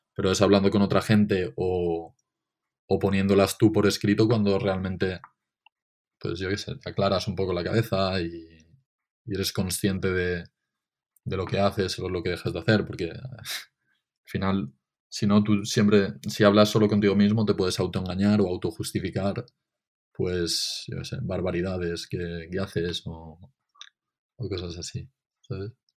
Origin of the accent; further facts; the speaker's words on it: Benicàssim, Valencian Community, Spain; Benicassim, porque es de donde soy